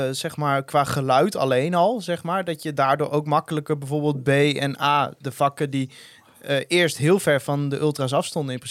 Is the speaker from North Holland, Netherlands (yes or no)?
no; Dalfsen, Overijssel, Netherlands; ik kom uit Dalfse, vriend. Dat is uh, Heinekendorp.